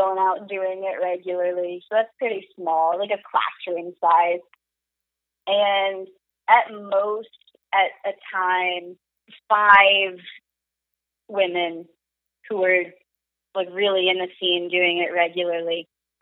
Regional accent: Asheville, North Carolina, United States; moved away as an adult; also born or lived in Wilmington, North Carolina; now in Portland, United States; I grew up in Asheville, North Carolina.

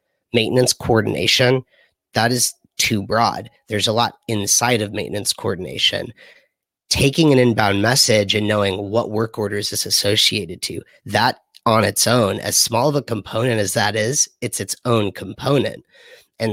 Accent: Los Angeles, California, United States; I'm from Los Angeles

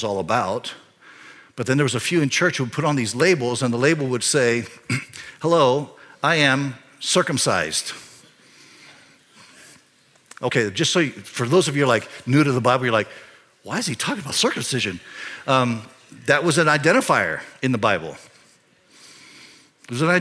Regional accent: Panama Canal Zone, Panama; I was born in the Panama Canal Zone, when it was the Panama Canal Zone

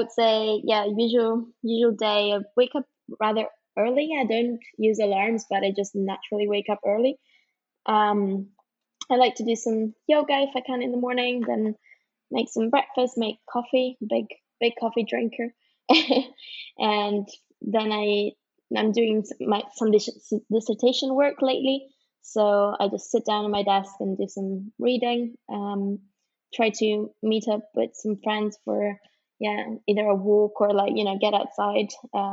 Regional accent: Turin, Piedmont, Italy; moved away as an adult; also born or lived in London; now in Edinburgh, United Kingdom; I'm originally from Italy, from Turin. And then I studied abroad in London. I did my undergrad there, and now I'm here in Edinburgh for my master's.

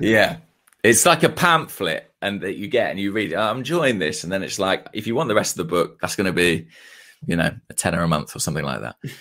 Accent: Watford, East of England, United Kingdom; Watford. Um, it's my hometown club

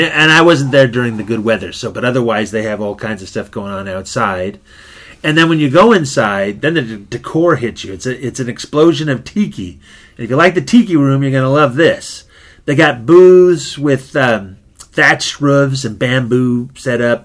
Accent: Oxnard, California, United States; When we were kids growing up in Oxnard

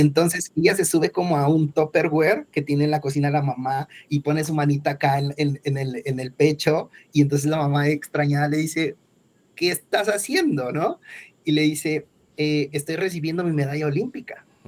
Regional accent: Mexico; soy mexicano, Estoy ahora mismo en Bogotá

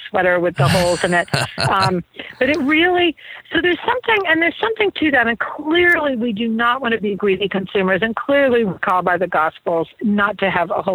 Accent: New England, United States; I grew up in New England, by the way, and so super Puritan

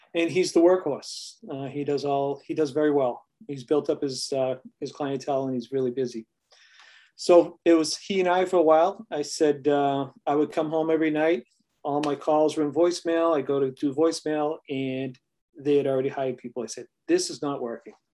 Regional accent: New England, United States; we are from New England. They talk a little rough out here

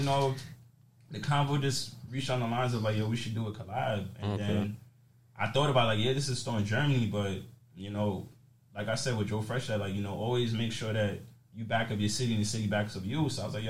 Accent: Jamaica; So I'm Jamaican, you feel me? My family, like, I'm born in Jamaica.

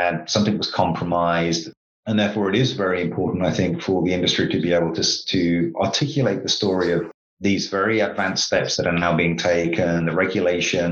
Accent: United Kingdom; I'm a Brit

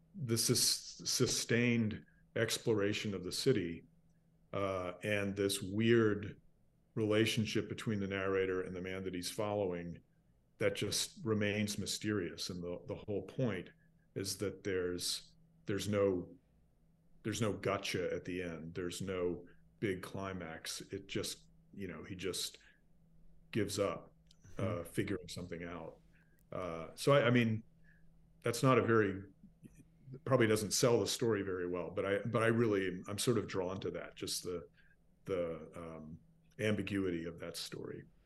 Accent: Charleston, South Carolina, United States; moved away as an adult; I grew up here. I was born in Charleston

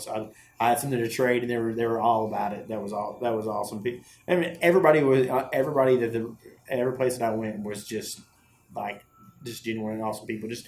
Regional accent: Colorado, United States; I'm from

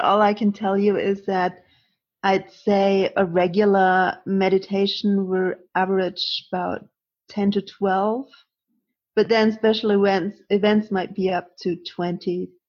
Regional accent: Augsburg, Bavaria, Germany; I'm from Augsburg in Germany.

